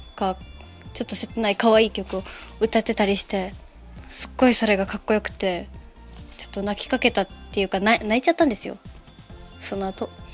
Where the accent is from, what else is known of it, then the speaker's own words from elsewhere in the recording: Osaka, Japan; now in Yonago, Japan; 私大阪生まれなんですけど